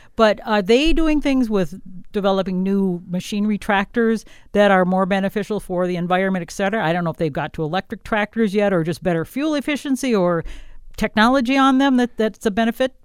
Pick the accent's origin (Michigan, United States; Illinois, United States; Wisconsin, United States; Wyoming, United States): Wisconsin, United States; now in southern Minnesota, United States; I'm from Wisconsin where it was mainly dairy